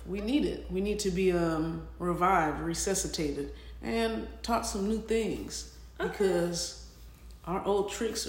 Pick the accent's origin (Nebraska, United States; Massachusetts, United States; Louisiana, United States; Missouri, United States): Missouri, United States; St. Louis; moved away as an adult; I'm from St. Louis, and I am in the field of education.